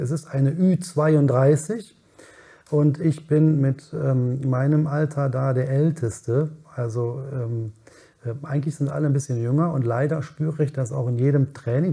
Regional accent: Cologne, North Rhine-Westphalia, Germany; bin in Köln geboren, in Ja. Köln aufgewachsen

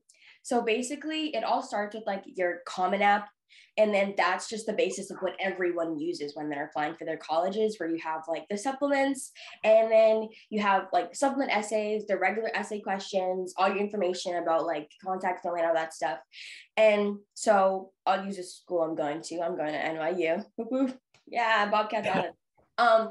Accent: Boston, Massachusetts, United States; I'm from Boston

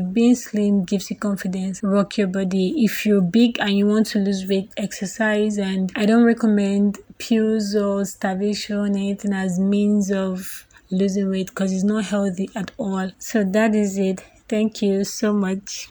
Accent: Nigeria; I'm 25 years old. I'm from Nigeria

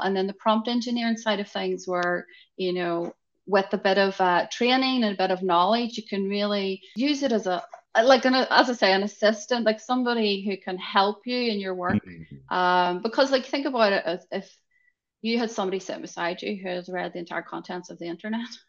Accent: Northern Ireland, United Kingdom; I'm coming from Ireland, Northern Ireland, tiny

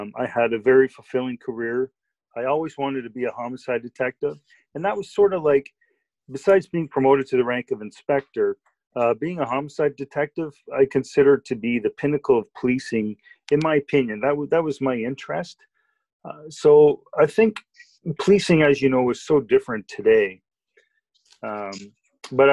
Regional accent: Bowmanville, Ontario, Canada; I had one role model in particular that I grew up with in Bowmanville

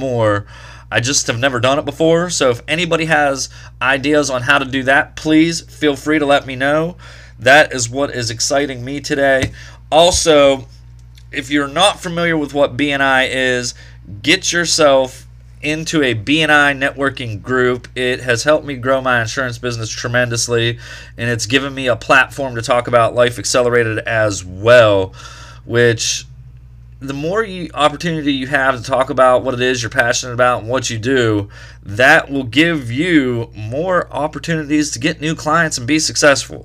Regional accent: Wheeling, West Virginia, United States; here in the Wheeling area, Chili Cook-Off is coming up Saturday, July the 2nd. One of my favorite events here in my hometown

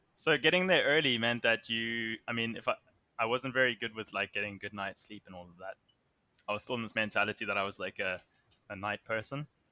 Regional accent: Somerset West, Western Cape, South Africa; I come from Somerset West, which is about thirty minutes outside of Cape Town

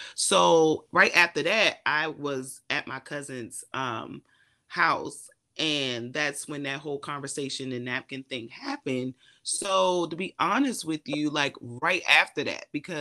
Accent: Eastern Shore, Maryland, United States; I am an introvert from a small town, Eastern Shore, Maryland

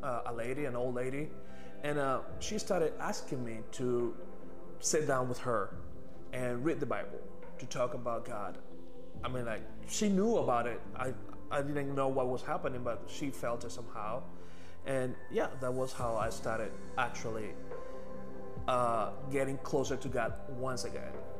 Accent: Venezuela; moved away as an adult; now in Texas, United States; I'm from Venezuela. I've been here in Texas for 5 years, since 2017.

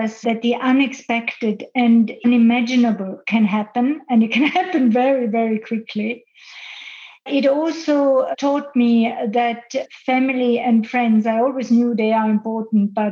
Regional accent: Austria; now in Switzerland; I live and work now in Switzerland, which is my base, but I grew up in Austria and I grew up in the mountains in Austria

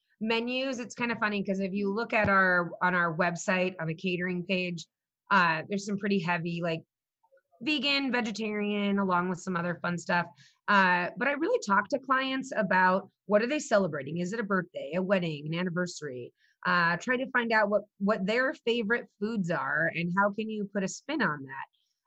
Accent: Southwest, United States; And because I grew up in the Southwest, I can serve that market.

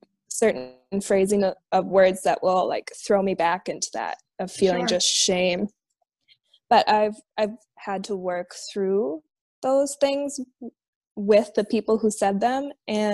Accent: Minnesota, United States; here in my home state in Minnesota

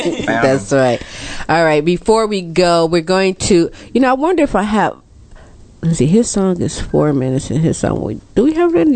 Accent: Mississippi, United States; I can relate to even in the dirt. I'm from Mississippi.

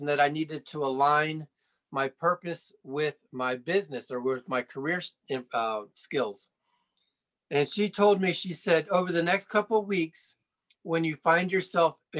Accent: Sarasota, Florida, United States; moved away as an adult; also born or lived in Fort Lauderdale, Florida; now in Colorado Springs, United States; I grew up in Florida, Sarasota to be specific

